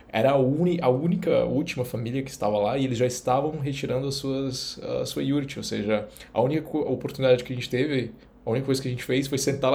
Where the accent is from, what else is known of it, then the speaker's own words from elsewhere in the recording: interior of northern Pará, Brazil; Eu vim do norte do Pará. Eu quero, eu vim do interior do Pará